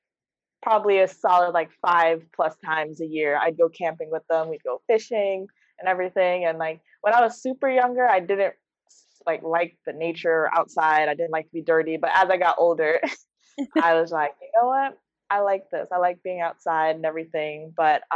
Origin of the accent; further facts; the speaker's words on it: Detroit, Michigan, United States; moved away as an adult; now in Florida, United States; I grew up in Detroit, Michigan, a big city there